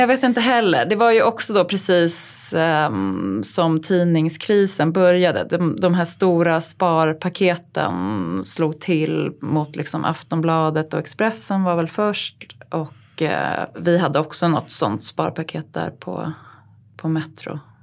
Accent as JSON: {"language": "Swedish", "town": "Uppsala", "region": "Uppsala County", "country": "Sweden", "tie": "born or raised there", "said": "Jag är född och uppväxt i eh, Uppsala."}